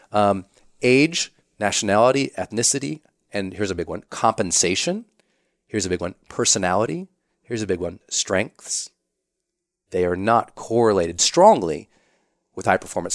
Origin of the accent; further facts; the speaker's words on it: Montana, United States; I'm from Montana. We're pretty private there